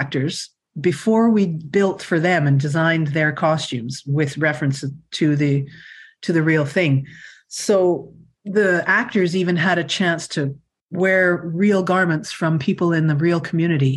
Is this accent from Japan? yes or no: no; Winnipeg, Manitoba, Canada; I grew up in Winnipeg